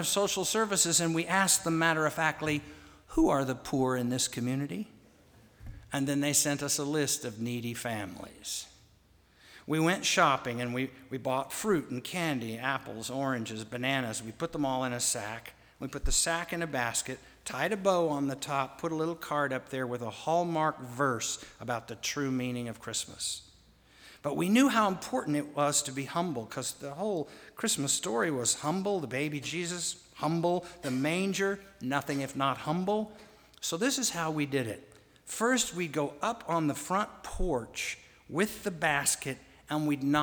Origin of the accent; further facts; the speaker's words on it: Wichita, Kansas, United States; When I was a boy growing up in Wichita, Kansas